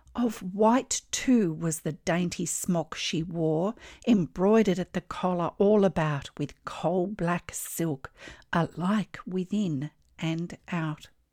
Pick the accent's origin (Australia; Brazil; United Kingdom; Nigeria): Australia; I'm an Australian textile artist